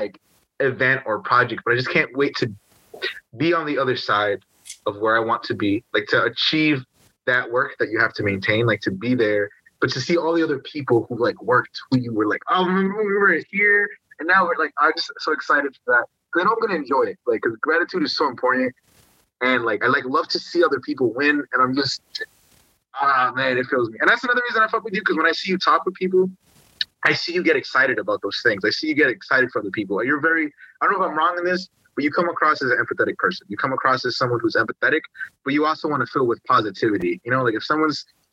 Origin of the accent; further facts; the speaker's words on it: Holyoke, Massachusetts, United States; also born or lived in Bronx, New York; I was born in the Bronx. I lived in the Bronx till I was seven. And then I moved to Holyoke, Massachusetts when I was seven. And I've been here since.